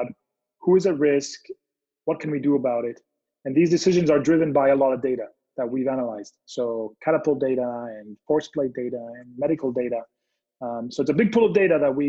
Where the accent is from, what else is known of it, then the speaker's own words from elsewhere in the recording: Israel; now in California, United States; I'm originally from Israel. I live now in California.